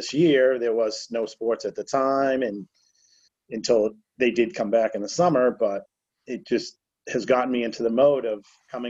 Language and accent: English; Rowley, Massachusetts, United States; also born or lived in Salem, Massachusetts; I was born in Salem. Grew up in Salem until I was about 7 or 8. and then we move to Rowley.